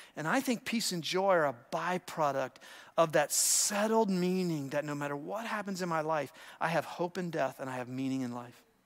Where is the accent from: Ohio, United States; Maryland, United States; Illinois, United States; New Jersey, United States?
Ohio, United States; I grew up in Ohio